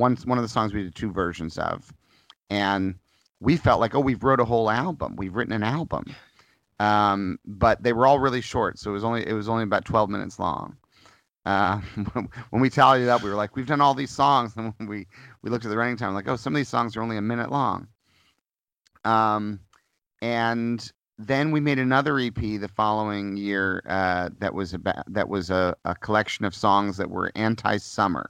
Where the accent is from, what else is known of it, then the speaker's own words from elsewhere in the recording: Missouri, United States; moved away; I grew up in Missouri, and I have harsh winters and harsh summers